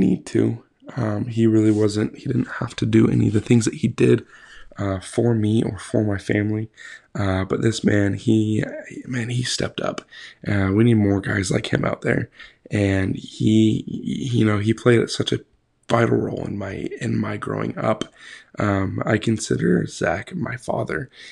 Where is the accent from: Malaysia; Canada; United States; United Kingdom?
United States; Idaho; So I was born in Idaho, born and raised, lived there for 20 years.